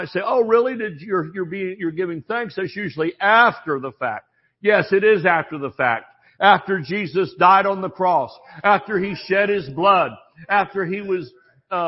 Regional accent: the South, United States; We don't put the G on when we're from the South

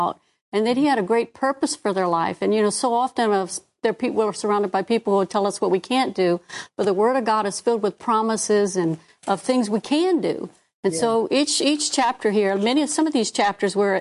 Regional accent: Houma, Louisiana, United States; we moved down in my hometown in Houma.

